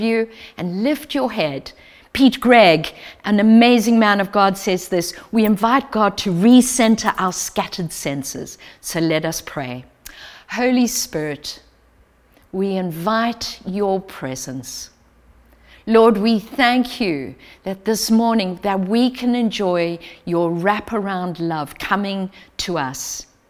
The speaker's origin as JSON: {"language": "English", "country": "South Africa", "accent": "South African", "moved": "as an adult", "lives_now": "Ivy", "said": "As you can tell from my accent, I'm originally from South Africa, but have lived in Ivy and have been part of this community for 14 years."}